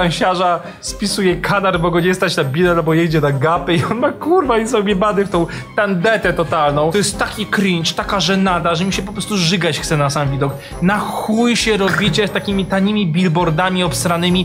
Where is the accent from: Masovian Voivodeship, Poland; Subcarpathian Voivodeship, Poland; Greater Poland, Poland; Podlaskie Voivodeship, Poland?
Masovian Voivodeship, Poland; Warsaw; wychowałem się na warszawskich Jelonkach, na Bemowie